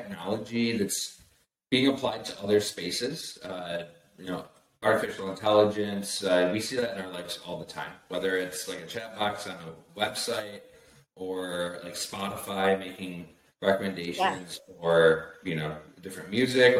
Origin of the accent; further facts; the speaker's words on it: West Michigan, United States; I'm from the Midwest, West Michigan